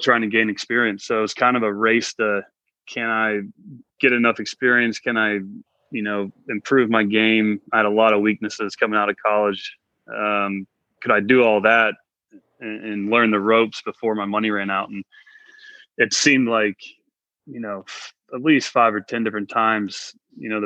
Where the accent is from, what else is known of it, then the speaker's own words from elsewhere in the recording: Blacksburg, Virginia, United States; I grew up in Blacksburg, Virginia, doing pretty much every sport other than golf